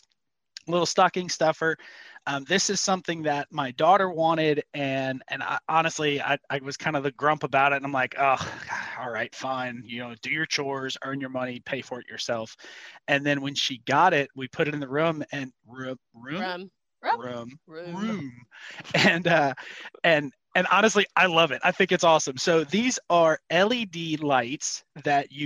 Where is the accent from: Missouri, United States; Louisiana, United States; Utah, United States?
Louisiana, United States; Cajun; I'm Cajun